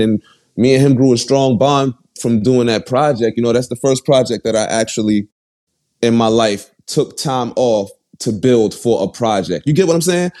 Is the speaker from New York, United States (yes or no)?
yes; New York City, New York, United States; I was born and raised in Bed Stuy, Brooklyn